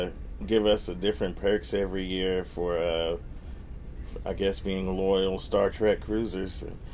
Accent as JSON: {"language": "English", "region": "Missouri", "country": "United States", "also_born_or_lived": "Memphis, Tennessee", "said": "I'm from Missouri via Memphis, Tennessee."}